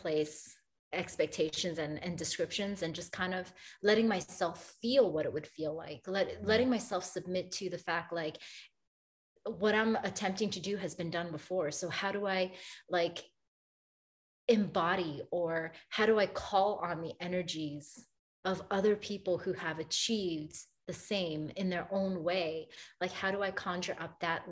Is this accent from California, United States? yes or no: no; New York City, New York, United States; now in Boston, United States; I'm from Brooklyn, New York.